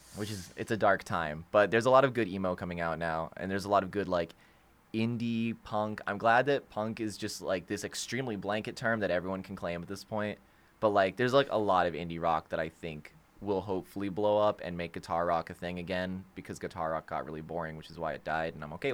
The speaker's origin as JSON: {"language": "English", "region": "Florida", "country": "United States", "said": "we're from Florida"}